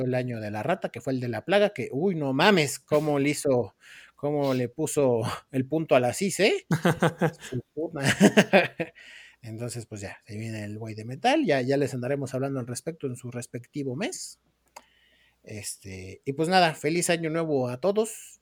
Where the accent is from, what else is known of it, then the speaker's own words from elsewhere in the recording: Mexico City, Mexico; soy de Iztapalapa